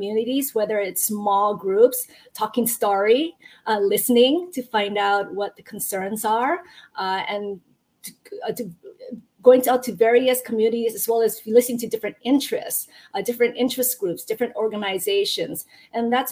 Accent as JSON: {"language": "English", "town": "Hilo", "region": "Hawaii", "country": "United States", "tie": "born or raised there", "also_born_or_lived": "Japan / continental United States", "moved": "as an adult", "said": "I actually grew up from Hilo, and as Ryan knows, I went to Waikia High School"}